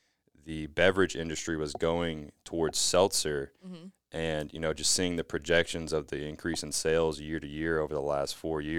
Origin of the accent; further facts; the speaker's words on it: Louisiana, United States; But basically, I'm from South Louisiana.